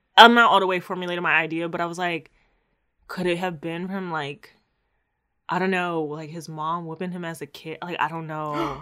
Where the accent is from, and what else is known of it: Maryland, United States